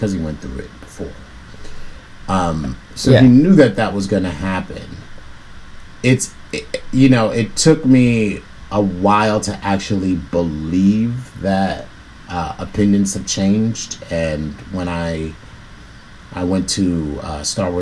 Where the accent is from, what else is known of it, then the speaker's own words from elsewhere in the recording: New York City, New York, United States; people from where I'm from, you know, I'm from the South Bronx